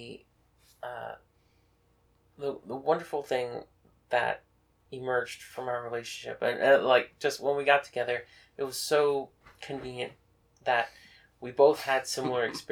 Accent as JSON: {"language": "English", "region": "Texas", "country": "United States", "moved": "yes", "lives_now": "Westchester, United States", "said": "me from Texas"}